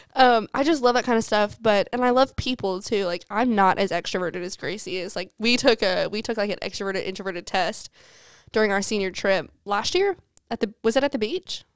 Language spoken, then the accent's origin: English; Alabama, United States; also born or lived in Mississippi; We're from Alabama